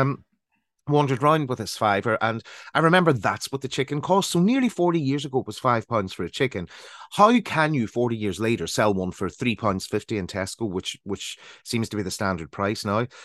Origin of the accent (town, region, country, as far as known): Northern Ireland, United Kingdom; moved away as an adult; also born or lived in London